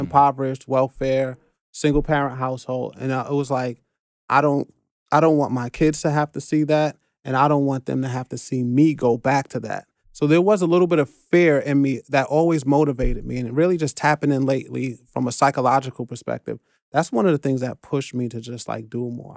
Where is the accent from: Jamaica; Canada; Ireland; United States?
United States; New York City, New York; also born or lived in Flatbush, Brooklyn; I'm born and raised in the Bronx, but I got a brownstone on Flatbush